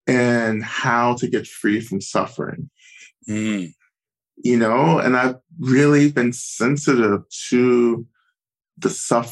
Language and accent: English; Georgia, United States; North Georgia.